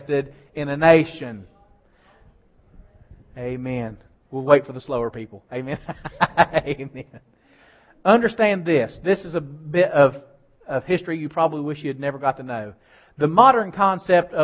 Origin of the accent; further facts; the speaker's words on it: United States; I am an American